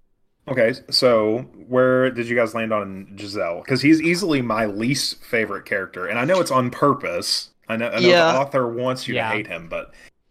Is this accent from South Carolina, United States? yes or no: no; Arkansas, United States; Well, we grew up in Arkansas, so yeah, that'd be it.